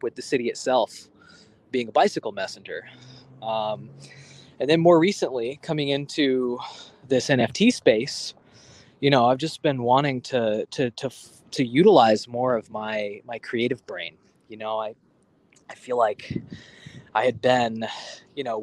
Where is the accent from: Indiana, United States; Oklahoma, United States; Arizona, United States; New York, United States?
New York, United States; New York City; I grew up in Manhattan. You know, I'm a New Yorker through and through